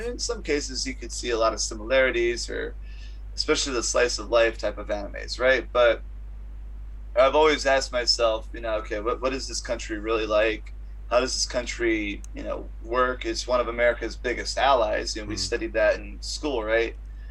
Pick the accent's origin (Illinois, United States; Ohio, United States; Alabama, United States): Ohio, United States; moved away as an adult; also born or lived in Arizona / Japan; now in Tokyo, Japan; I'm originally from Ohio, and I've got a lot of connections back in Ohio, even though I keep saying I'm going to eventually go to Arizona someday because I went there for 2 years in college.